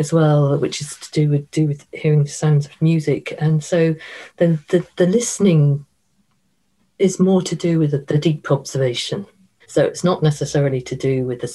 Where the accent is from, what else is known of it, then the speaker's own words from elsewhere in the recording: Ireland; we all grow up with our myths being taught to us in junior school